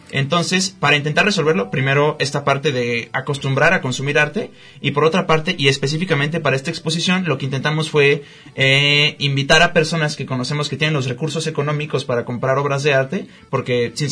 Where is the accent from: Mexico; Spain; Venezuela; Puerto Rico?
Mexico; Guadalajara, Jalisco; nosotros como tapatíos estamos muy poco acostumbrados a pagar o activamente consumir arte